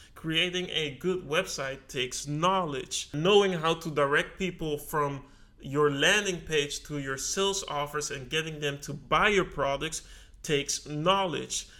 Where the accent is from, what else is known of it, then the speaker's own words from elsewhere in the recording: Netherlands; I was born in the Netherlands